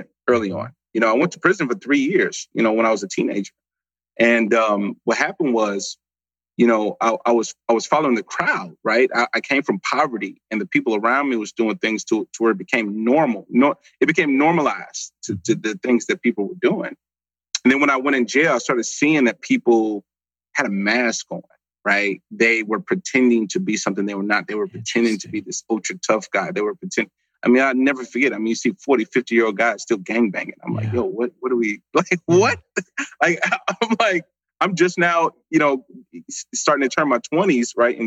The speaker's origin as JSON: {"language": "English", "town": "St. Louis", "region": "Missouri", "country": "United States", "moved": "yes", "lives_now": "Dallas, United States", "said": "I come from St. Louis, Missouri. I live in Dallas, Texas now"}